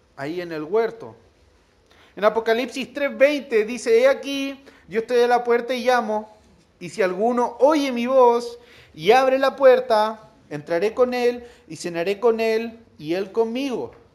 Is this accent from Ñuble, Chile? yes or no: no; La Serena, Coquimbo, Chile; yo soy de La Serena